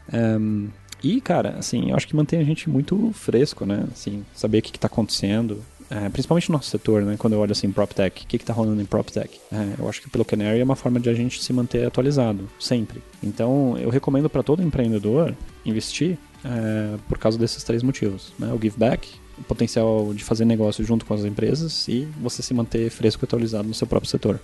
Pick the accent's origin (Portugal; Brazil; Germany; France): Germany; moved away as an adult; also born or lived in United States; Eu sou alemão